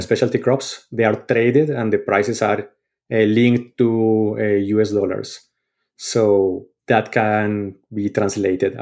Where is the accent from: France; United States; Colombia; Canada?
Colombia; moved away; growing up in Colombia